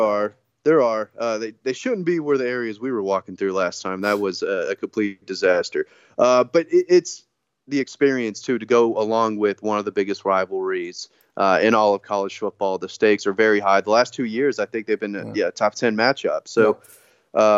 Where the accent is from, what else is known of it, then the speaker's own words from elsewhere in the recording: North Georgia, United States; growing up in North Georgia